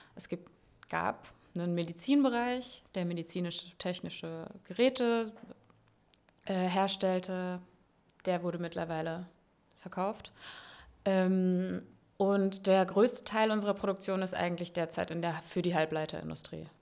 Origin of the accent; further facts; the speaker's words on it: Landau, Rhineland-Palatinate, Germany; moved away as an adult; also born or lived in Freiburg; now in Berlin, Germany; ich komme aus Landau in der Pfalz. Ja. Also Rheinland-Pfalz